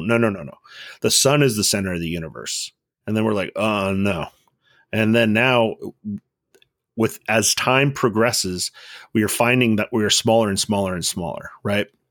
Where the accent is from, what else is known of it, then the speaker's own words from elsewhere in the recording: Southern California, United States; I grew up in Southern California, right around from, like, where In N Out first started